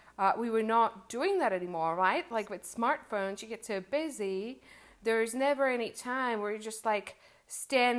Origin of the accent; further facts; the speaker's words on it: Czechia; English is a second language; when I was maybe 10 or 12 years old, I lived in a small town of the Czech Republic